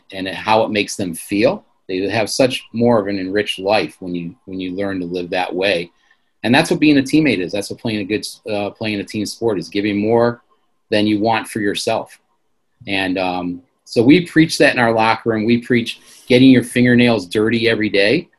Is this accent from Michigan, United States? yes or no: yes; Michigan, United States; I'm from Michigan